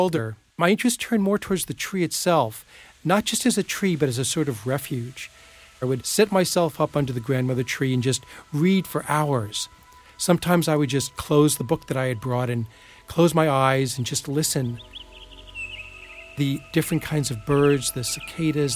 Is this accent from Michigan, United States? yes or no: no; Plainview, New York, United States; When I was a kid growing up in Plainview, New York on Long Island